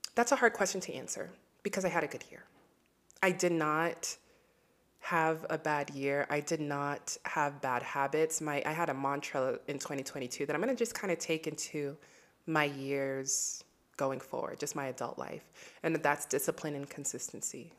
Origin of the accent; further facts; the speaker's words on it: Nigeria; As a Nigerian myself